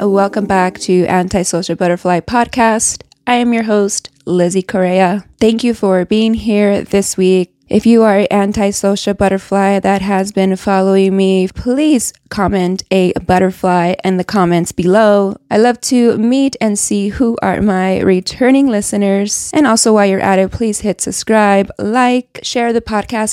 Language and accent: English; Reno, Nevada, United States; moved away as an adult; I grew up in Reno, Nevada. I lived there up to I was twenty-five.